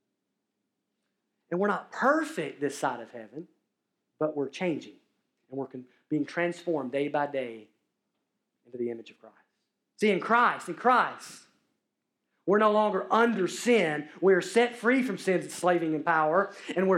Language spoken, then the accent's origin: English; Alabama, United States; I'm from Alabama